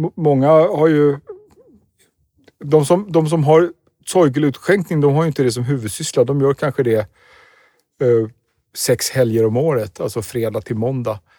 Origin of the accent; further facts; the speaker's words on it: Sweden; som svensk turist i London